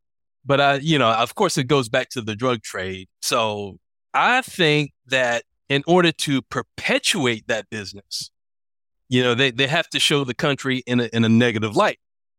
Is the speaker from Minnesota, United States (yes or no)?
no; Atlanta, Georgia, United States; moved away as an adult; now in Colombia; I'm from Atlanta originally.